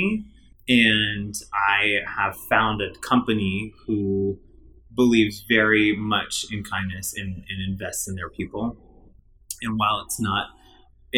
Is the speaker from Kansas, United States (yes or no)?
no; Wisconsin, United States; I'm from Wisconsin